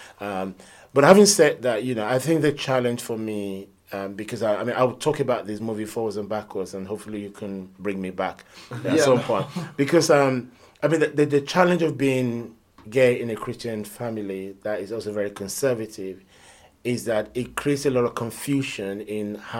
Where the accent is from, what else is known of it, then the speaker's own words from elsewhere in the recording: Nigeria; also born or lived in London; now in United Kingdom; I mean, I was born in London, but raised in Nigeria. So I'm one of those children that they gave birth to in London, and then 3 years later, you know, we went back with the family to Nigeria